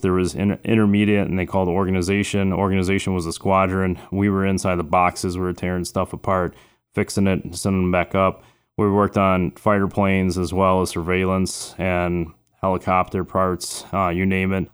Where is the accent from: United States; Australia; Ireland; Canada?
United States; Chicago, Illinois; also born or lived in Florida; I'm originally from Florida, but I was raised on the south side of Chicago